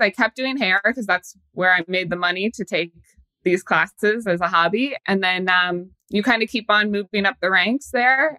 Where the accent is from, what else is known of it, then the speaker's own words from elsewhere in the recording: Kansas City, Missouri, United States; now in New York, United States; I am from Kansas City.